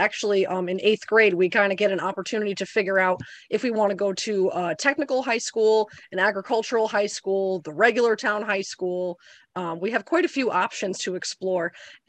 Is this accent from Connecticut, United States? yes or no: yes; Torrington, Connecticut, United States; So Torrington is not known very much as an agricultural area. So I did actually end up having to go out of district to go to a high school that did have an ag ed program.